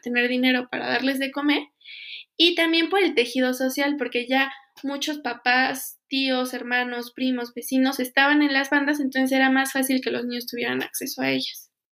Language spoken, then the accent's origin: Spanish; Pachuca, Hidalgo, Mexico; yo soy de Pachuca